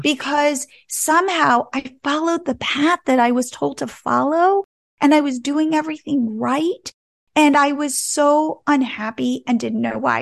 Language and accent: English; New Jersey, United States; moved away as an adult; also born or lived in California; I grew up in New Jersey, and I went out to California, to Stanford, to go to college